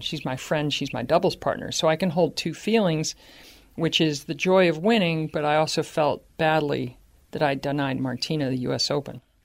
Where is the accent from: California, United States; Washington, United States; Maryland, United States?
Maryland, United States; Baltimore; growing up in Baltimore